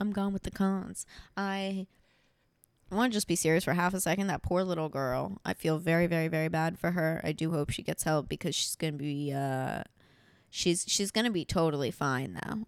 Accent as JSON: {"language": "English", "area": "near Miami", "region": "Florida", "country": "United States", "tie": "born or raised there", "also_born_or_lived": "New York", "moved": "yes", "said": "My parents, if I was born ninety-six, my parents moved down to, and it's not Miami, it's like Juville about twenty minutes away"}